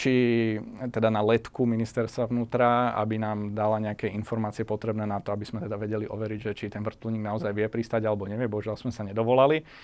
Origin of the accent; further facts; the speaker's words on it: Bratislava, Bratislava Region, Slovakia; som rodený Bratislavčan, mi celkom vyhovuje, Bratislava mi je blízka, mám to tu rád